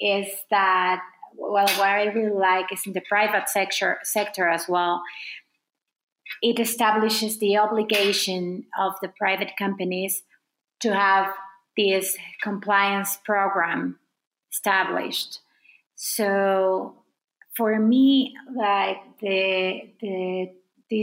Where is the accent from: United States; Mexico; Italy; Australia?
Mexico; as a Mexican